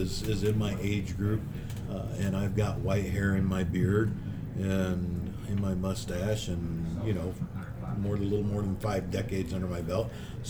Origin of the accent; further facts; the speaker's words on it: Independence, Missouri, United States; I grew up in Independence, Missouri, and we had the Harry S. Truman Library there.